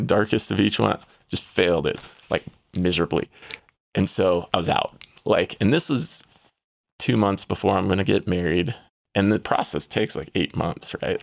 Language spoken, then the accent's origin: English; San Diego, California, United States; I'm from San Diego, California.